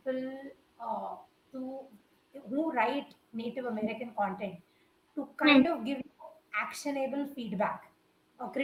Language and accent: English; India; we do humor as Indians